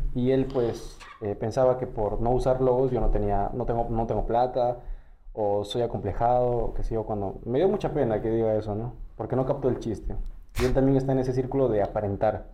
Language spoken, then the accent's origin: Spanish; Callao, Peru; yo, que soy del Callao